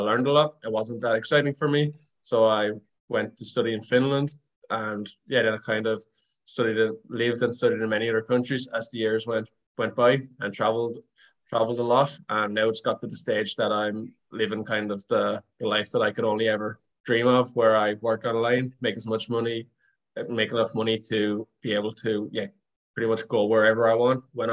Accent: Wexford, Leinster, Ireland; moved away as an adult; I'm Irish. I grew up in a small town called Wexford in the southeast of Ireland

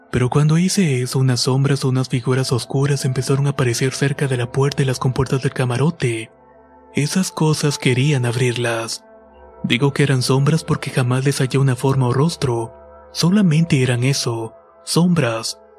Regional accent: State of Mexico, Mexico; Soy del Estado de México y trabajo como coordinador en una empresa transportista.

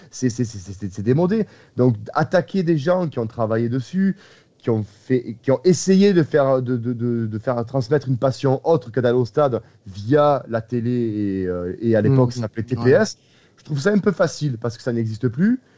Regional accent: Marseille, Provence-Alpes-Côte d'Azur, France; moi, je suis marseillais, comme vous l'entendez tous, j'ai un accent.

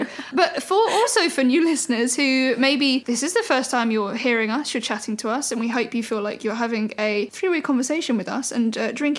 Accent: Texas, United States; I'm from Texas, y'all.

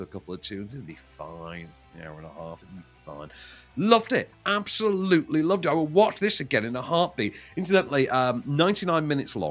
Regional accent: Sheffield, Yorkshire and the Humber, United Kingdom; I'm from Sheffield.

